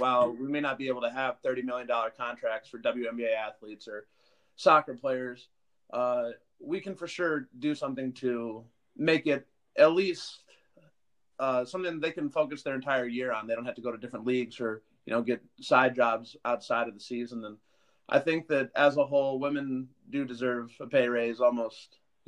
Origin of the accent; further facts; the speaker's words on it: Boston, Massachusetts, United States; born there; I was born in Boston, so pretty much every Boston team, you're going to get a pretty big response out of me